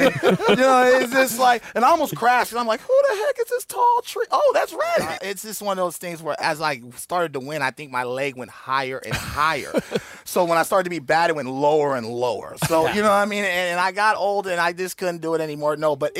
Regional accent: Oakland, California, United States; The town, I'm from Oakland.

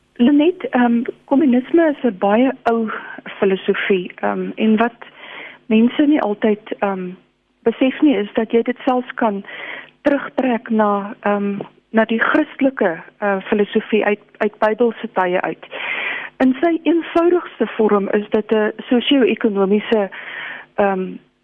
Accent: South Africa; ons as Suid-Afrikaners

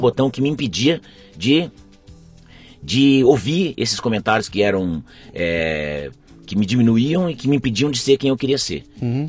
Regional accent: Presidente Prudente, São Paulo, Brazil; Eu nasci em Presidente Prudente, em São Paulo

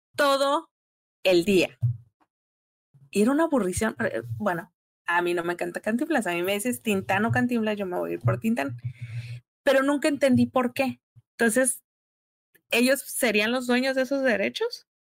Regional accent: Tijuana, Baja California, Mexico; also born or lived in Mexico City; soy una pocha que creció en la frontera, pero veía mucha televisión nacional porque todos los veranos me iba al DF con mis abuelos

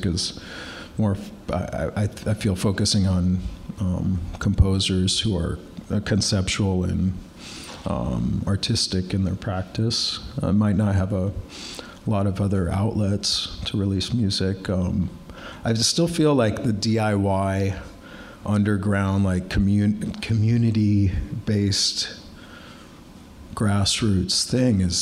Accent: Seattle, Washington, United States; growing up as a kid, as a teenager, I was growing up in Seattle.

